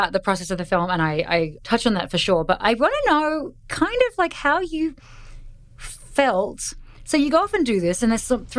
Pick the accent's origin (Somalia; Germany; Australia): Australia; I'm Australian